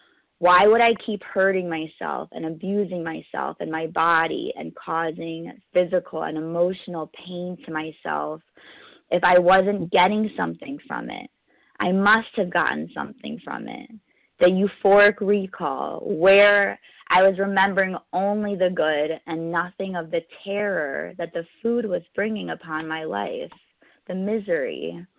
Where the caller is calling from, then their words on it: New York City, New York, United States; I'm calling in from New York City.